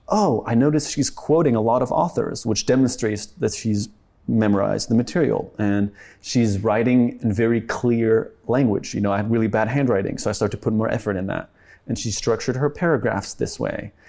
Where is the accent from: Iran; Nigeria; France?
France; also born or lived in Sweden (family); now in United States; my family's Swedish, but I grew up in France